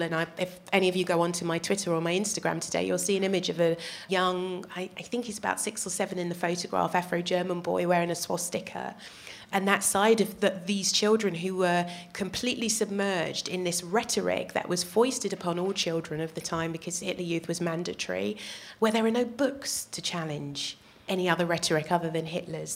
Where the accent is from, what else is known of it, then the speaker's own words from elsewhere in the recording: United Kingdom; also born or lived in Netherlands; I'm a black woman and I'm British